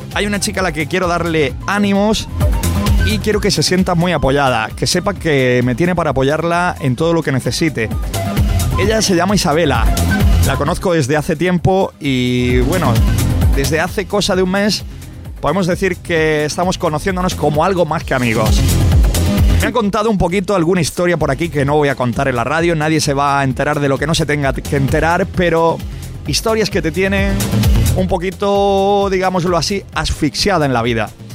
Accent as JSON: {"language": "Spanish", "town": "Aguaderas", "region": "Region of Murcia", "country": "Spain", "said": "Yo, Aguaderas."}